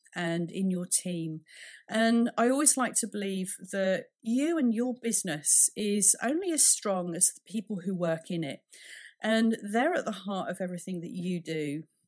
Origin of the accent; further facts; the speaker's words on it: United Kingdom; being a Brit